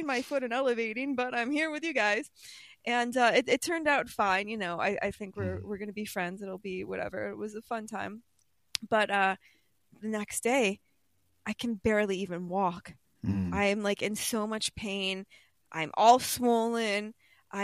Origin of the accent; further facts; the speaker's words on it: New York, United States; I'm from New York